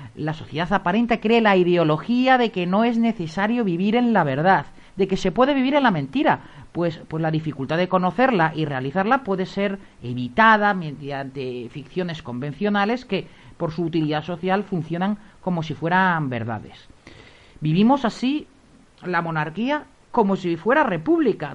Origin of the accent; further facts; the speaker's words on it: Spain; somos los, los españoles